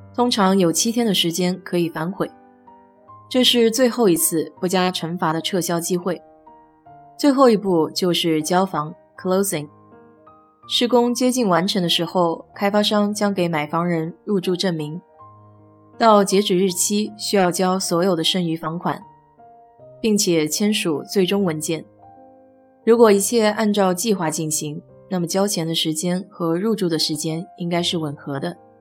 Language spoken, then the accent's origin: Chinese; China; now in United States; 我们中国人大多习惯住新房子